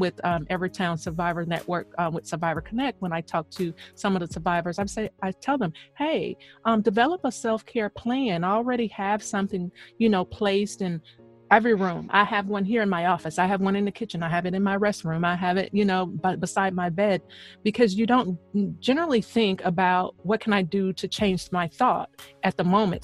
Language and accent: English; the South, United States; moved away; also born or lived in Queens, New York; I'm I'm from the South